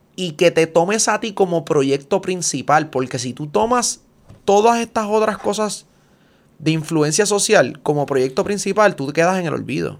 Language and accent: Spanish; Puerto Rico; soy puertorriqueño